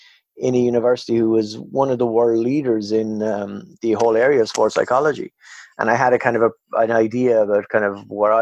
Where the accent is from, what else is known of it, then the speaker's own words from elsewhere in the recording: Ireland; moved away as an adult; also born or lived in Canada; I'm Irish